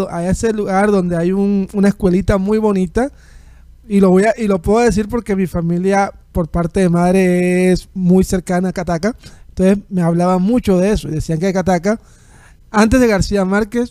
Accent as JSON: {"language": "Spanish", "region": "Colombian Caribbean coast", "country": "Colombia", "said": "como costeño"}